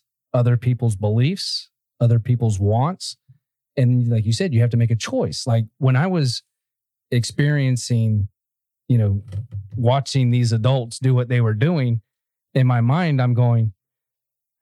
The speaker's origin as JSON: {"language": "English", "town": "Ocoee", "region": "Florida", "country": "United States", "tie": "born or raised there", "said": "I grew up in Ocoee, which was a redneck town."}